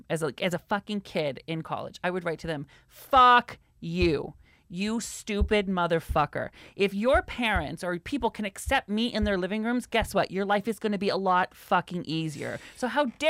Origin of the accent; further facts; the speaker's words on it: Mount Vernon, Washington, United States; moved away; I remember growing up with Tater Tot when we grew up in Mount Vernon, Washington